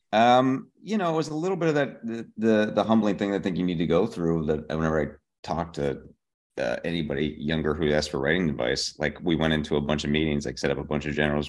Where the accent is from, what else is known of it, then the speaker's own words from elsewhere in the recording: Pittsburgh, Pennsylvania, United States; moved away as an adult; also born or lived in Boston, Massachusetts; now in Los Angeles, United States; I am from Pittsburgh, Pennsylvania. I grew up there.